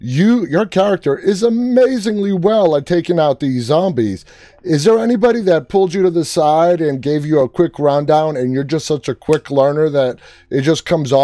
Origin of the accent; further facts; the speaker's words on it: New York, United States; I'm from New York